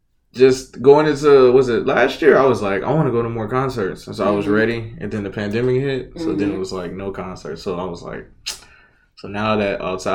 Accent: Houston, Texas, United States; because I'm from A-Leaf.

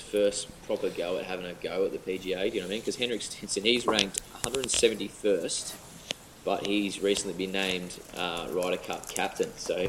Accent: Australia; as an Aussie

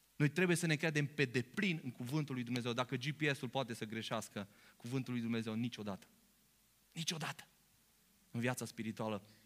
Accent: Romania; noi venim dintr-un popor român

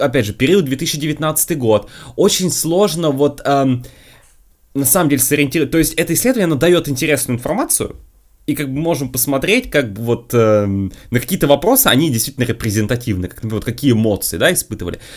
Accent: Russia; я изначально из России

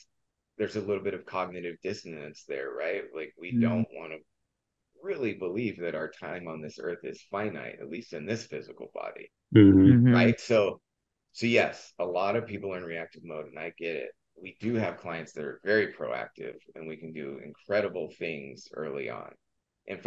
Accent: Southern California, United States; I grew up in Southern California

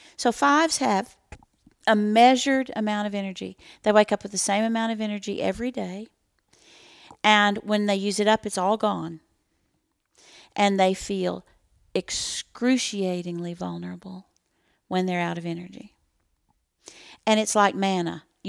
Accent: Texas, United States; we're from Texas

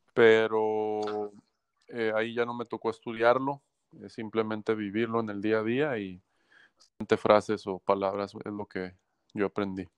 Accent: Guadalajara, Jalisco, Mexico; moved away as an adult; now in Hermosillo, Mexico; soy mexicano, yo nací en Guadalajara eh, en el año de 1978 jugué toda mi vida, de, niño, de joven, eh, cuando estudiaba en la Universidad de Guadalajara también

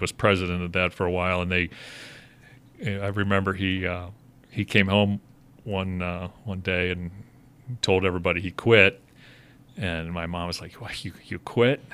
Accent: Cincinnati, Ohio, United States; born or raised there; also born or lived in Pittsburgh, Pennsylvania; now in Chicago, United States

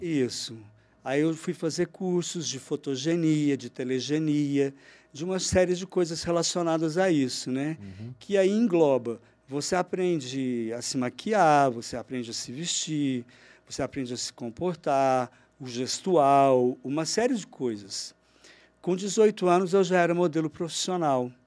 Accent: Uberlândia, Minas Gerais, Brazil; also born or lived in Rio de Janeiro; Naturalidade, Uberlândia, porque eu nasci aqui

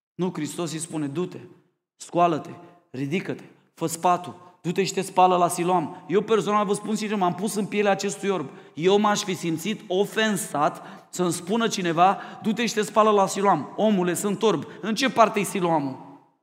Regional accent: Romania

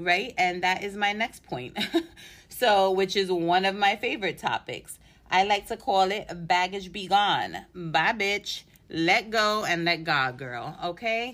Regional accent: New York City, New York, United States; I'm from New York City

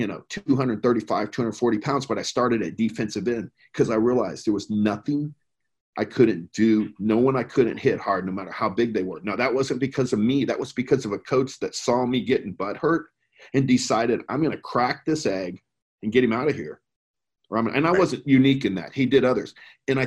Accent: Plano, Texas, United States; I grew up in Plano, Texas, back when Plano wasn't, you know, 12 million people

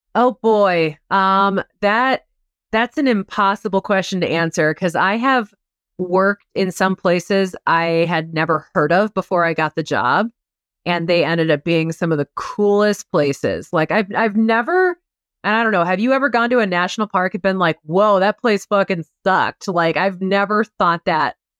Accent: Iowa, United States; moved away; I'm from Iowa

